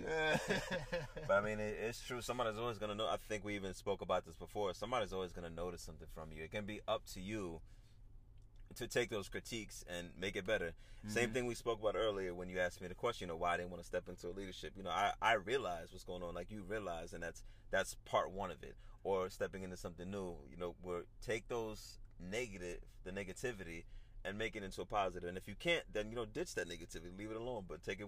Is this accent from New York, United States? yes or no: yes; New York, United States; I'm from New York